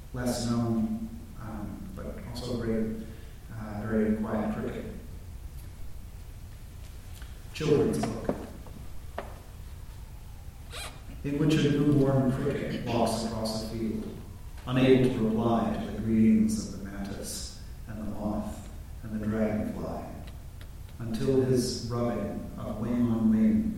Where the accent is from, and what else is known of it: Toronto, Ontario, Canada; born or raised there; moved away as an adult; now in United States